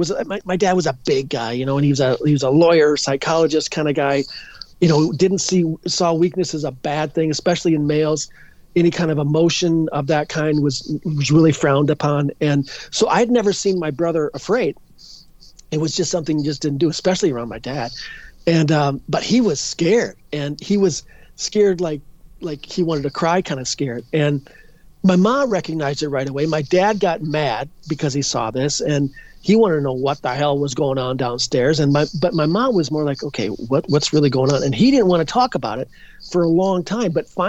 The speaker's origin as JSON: {"language": "English", "town": "Edina", "region": "Minnesota", "country": "United States", "tie": "born or raised there"}